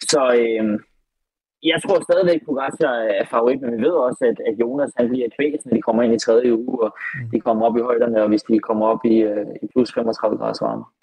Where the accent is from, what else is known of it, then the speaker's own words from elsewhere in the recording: Denmark; når vi er fra Danmark.